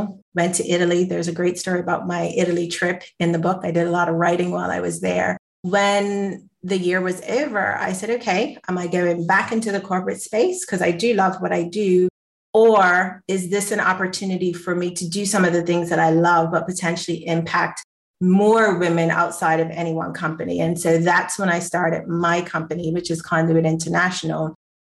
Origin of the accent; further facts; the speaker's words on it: Bermuda; I'm from the island of Bermuda